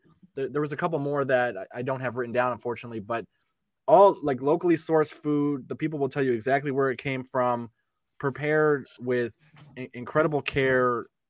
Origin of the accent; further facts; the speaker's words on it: Northeast Ohio, United States; growing up in Northeast Ohio.